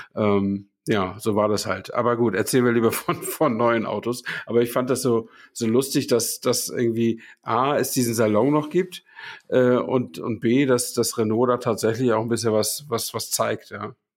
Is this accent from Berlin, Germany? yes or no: no; Hamburg, Germany; moved away; ich war ja Hamburger, ich musste da ja nicht durchfahren, um zur Arbeit zu kommen